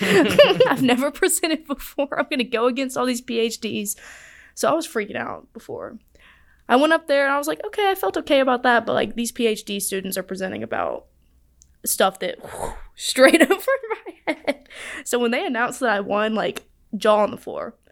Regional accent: Chelsea, Alabama, United States; I'm from Birmingham

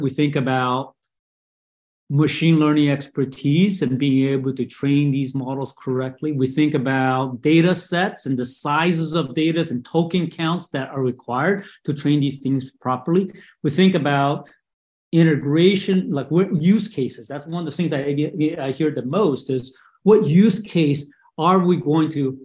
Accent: Brazil; moved away as an adult; also born or lived in Taipei, Taiwan; now in United States; I was born in Taipei and grew up in Brazil

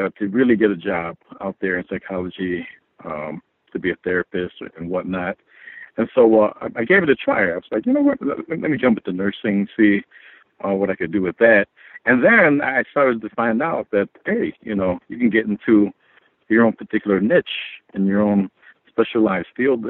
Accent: United States; also born or lived in Philippines; as a Filipino child, you know, I'm an immigrant. Came to the United States when I was 4 years of age

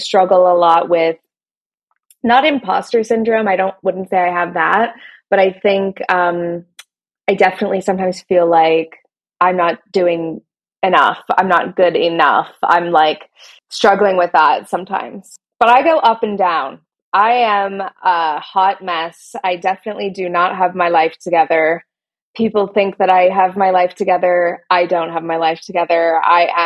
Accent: Canada; moved away as an adult; now in London, United Kingdom; I am Canadian. I grew up in Canada, but I live in London, in England.

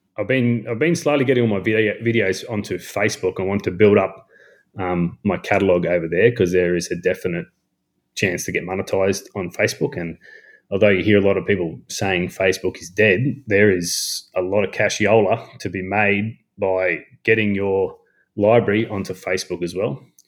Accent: North Queensland, Australia; I am from North Queensland

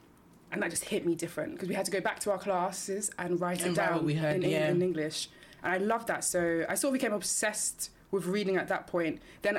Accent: Nigeria; I'm Nigerian.

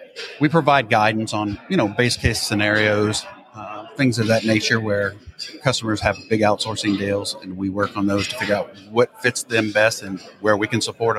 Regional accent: Louisiana, United States; now in Texas, United States; I'm actually from Louisiana.

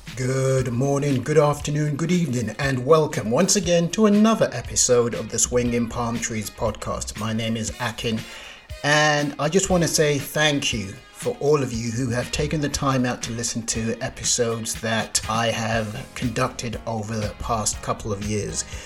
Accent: Nigeria; being Nigerian

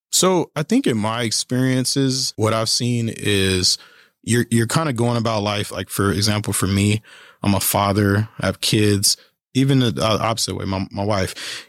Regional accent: Kansas City, Kansas, United States; moved away as an adult; also born or lived in Colorado Springs, Colorado; now in Manhattan, United States; I am originally from Kansas City, Kansas

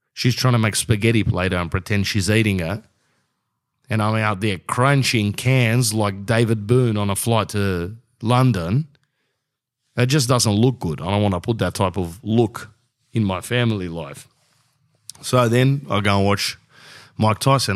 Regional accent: Sydney, New South Wales, Australia; I'm from Sydney.

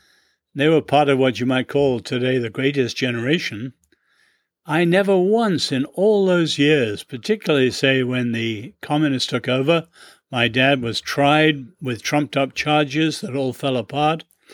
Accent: China; born there; And my parents were born in China and I was born in China.

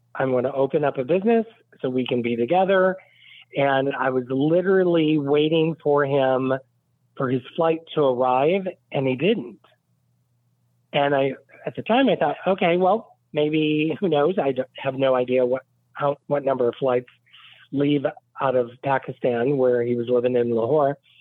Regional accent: Westville, Indiana, United States; now in Fort Lauderdale, United States; I grew up in Indiana, right off of Lake Michigan. It's a very small town called Westville.

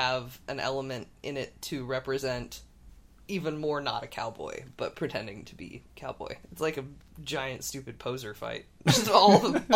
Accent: Texas, United States; now in San Francisco, United States; the Texas that I grew up

